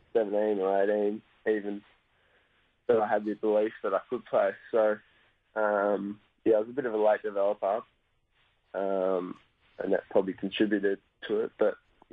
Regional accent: Australia; Yeah, I did. The club's not too keen on me doing it now, but yeah, I loved it growing up.

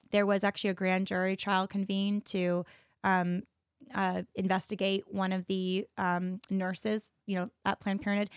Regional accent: San Jose, California, United States; I'm from San Jose, California

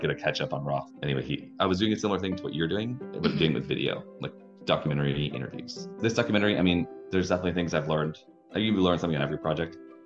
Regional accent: Wisconsin, United States; moved away as an adult; also born or lived in Minneapolis, Minnesota; I was a musician from Wisconsin

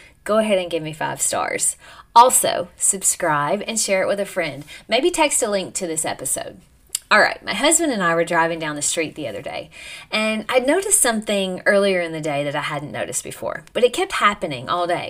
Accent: United States; I'm an American

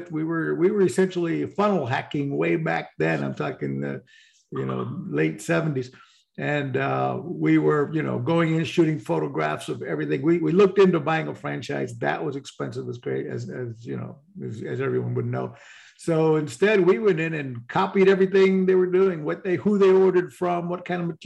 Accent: Puerto Rico; moved away as an adult; also born or lived in San Antonio, Texas / Florida; I've sailed and been boating since I was about 17, as I grew up in in the Caribbean and Puerto Rico.

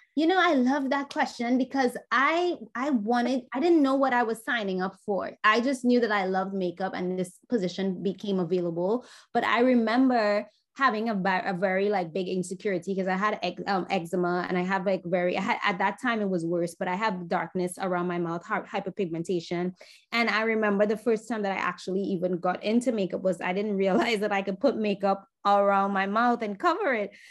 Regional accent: Trinidad & Tobago; moved away as an adult; now in New York, United States; growing up in Trinidad

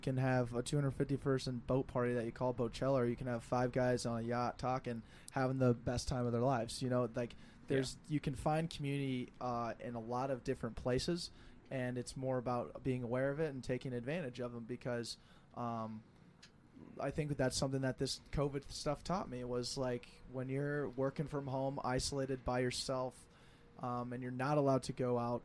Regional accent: Denver, Colorado, United States; moved away as an adult; now in Twin Cities, United States; I'm from Denver

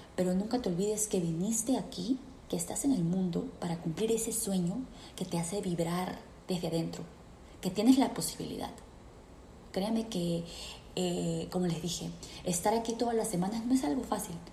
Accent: Peru; moved away as an adult; yo me fui de Perú

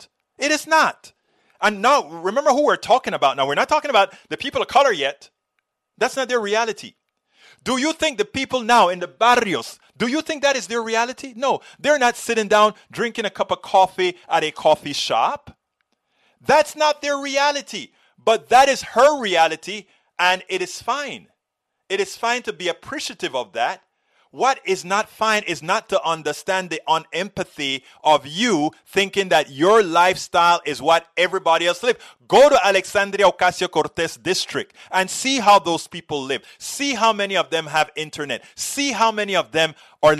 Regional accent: Panama; now in United States; I did very well in America. I came from Panama

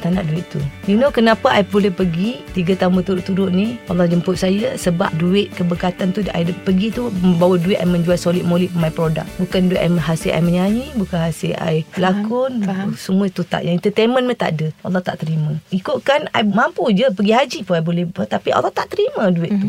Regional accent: Kuala Lumpur, Malaysia; also born or lived in Jitra, Kedah; saya dilahirkan di Kedah. Mm-hmm. Okey di kampung mak saya di Feda Guat Napai, Jitra Kedah dan saya dibesarkan di Kuala Lumpur.

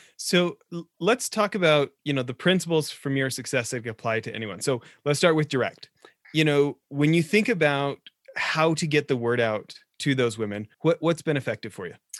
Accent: Alberta, Canada; being a fellow Canuck growing up in Alberta

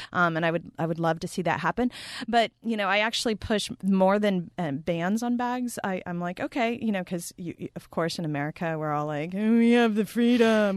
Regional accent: Texas, United States; also born or lived in Montana; now in upstate New York, United States; I'm from Texas, um, in the United States

